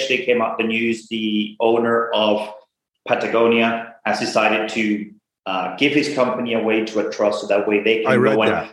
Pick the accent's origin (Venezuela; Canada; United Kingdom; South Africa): Venezuela; now in United States; I'm originally from Venezuela, been in the US for 22 years, went to school here in the US.